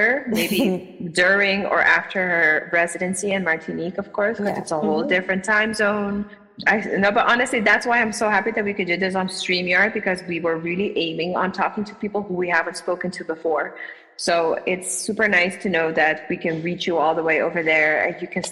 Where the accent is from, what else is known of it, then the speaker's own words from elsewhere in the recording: Aruba; we were both born and raised on Aruba